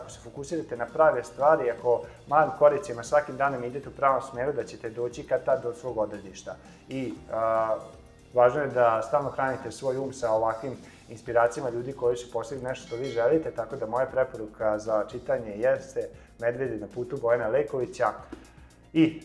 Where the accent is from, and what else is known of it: Serbia